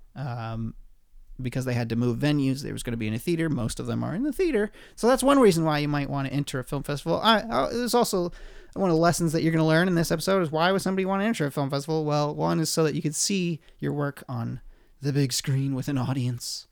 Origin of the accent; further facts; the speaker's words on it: Oregon, United States; moved away; Oregon, my home state